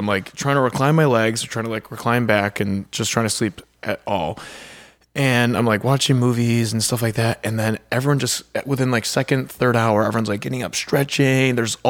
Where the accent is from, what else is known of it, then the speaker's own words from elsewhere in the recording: Morton Grove, Illinois, United States; I'm from a suburb called Morton Grove.